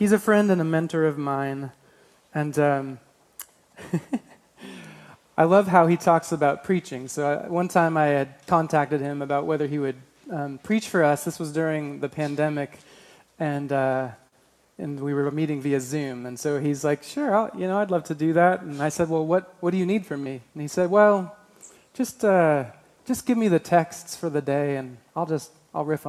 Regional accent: Alaska, United States; I grew up in Alaska

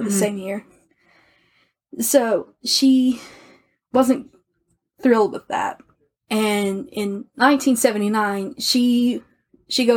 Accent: the American South, United States; I'm an American from the South

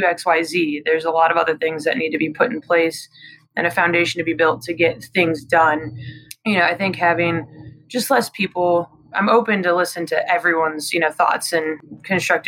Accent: Midwest, United States; also born or lived in Denver, Colorado; now in Charlotte, United States; I grew up in a small Midwestern town

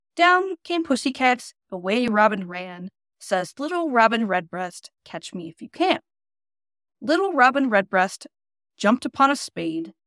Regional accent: United States; I'm really spoiled as an American

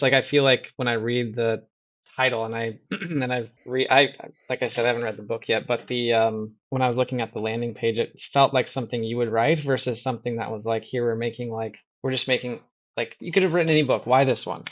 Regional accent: Midwest, United States; also born or lived in Iowa; I grew up in the Midwest as Well, I mean, I'm, I'm in Iowa right now

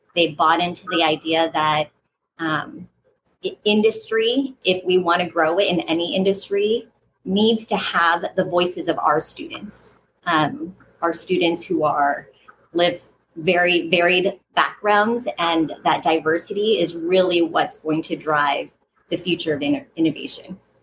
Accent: Fountain Valley, California, United States; I grew up here in Orange County in in Fountain Valley

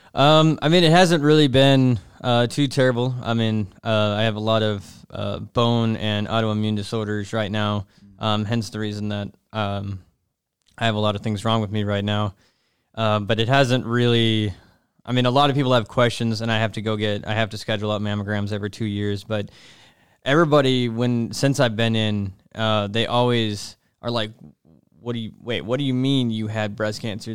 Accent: Nashville, Tennessee, United States; moved away; I'm from, uh, Nashville, Tennessee

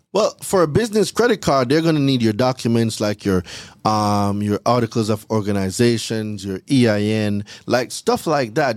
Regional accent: Jamaica; moved away as an adult; I'm from Jamaica. I'm not from here. So, I came here in two thousand and ten on a school work and travel visa

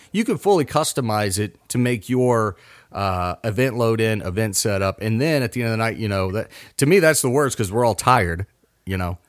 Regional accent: Mason, Ohio, United States; now in West Virginia, United States; I grew up near Kings Island

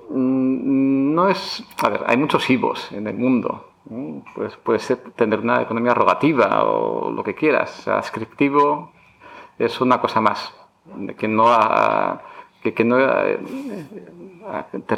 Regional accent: Barakaldo, Basque Country, Spain; born there; also born or lived in United States; now in Madrid, Spain; Soy nacido en Baracaldo, vasco de padres gallegos, padres inmigrantes.

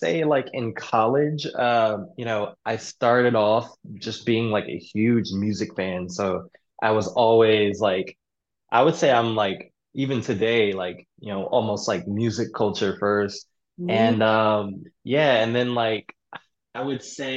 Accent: DMV, PG County, Maryland, United States; moved away; also born or lived in Greensboro, North Carolina; most of my upbringing I would say would be, the DMV.

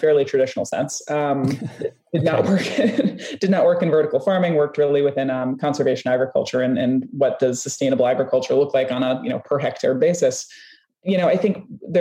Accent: Minnesota, United States; I'm from the American Midwest, I'm from Minnesota

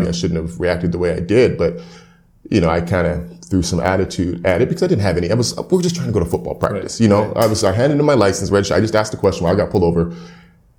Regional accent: Edmonton, Alberta, Canada; I was raised in Edmonton

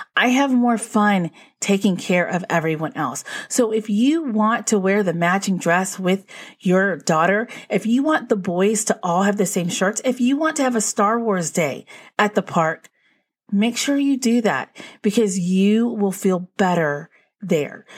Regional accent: Northeast, United States; we're from the Northeast

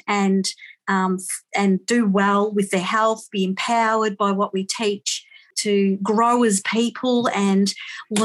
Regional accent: Grampians region, Victoria, Australia; I am from Victoria in the Grampians region

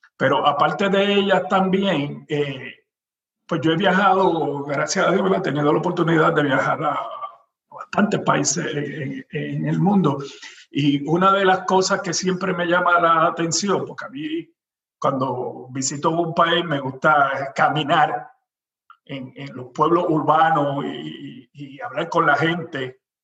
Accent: Puerto Rico; nosotros los puertorriqueños

